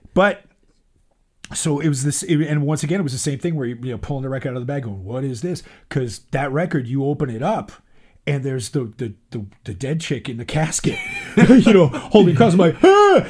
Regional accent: Boston, Massachusetts, United States; I grew up on Beacon Street

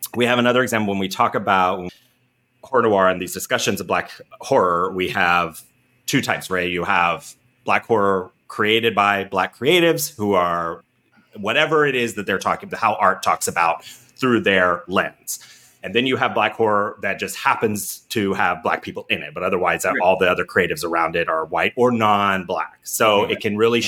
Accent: Ohio, United States; people that I grew up with in Ohio

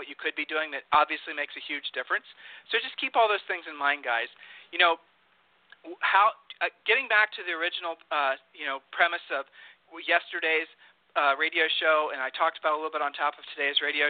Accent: Texas, United States; my home state here. Houston

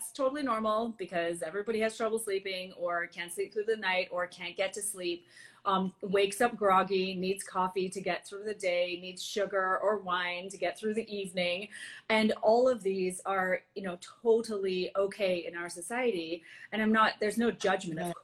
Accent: Antigua & Barbuda; moved away; I'm from Antigua originally, and you know, it's a small island in the Caribbean

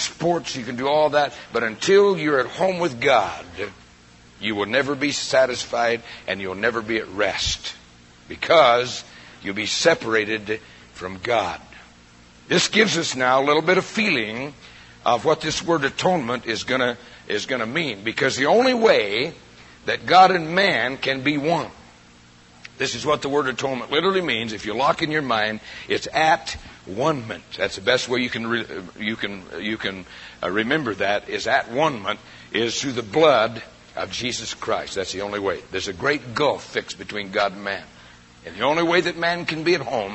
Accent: Prescott, Arizona, United States; moved away as an adult; been out of Prescott in my entire life.

